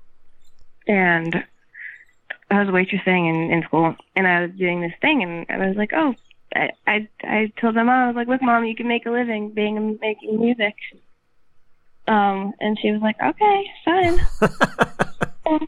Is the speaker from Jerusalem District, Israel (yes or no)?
yes; Jerusalem, Jerusalem District, Israel; moved away as an adult; now in New York, United States; I grew up in Jerusalem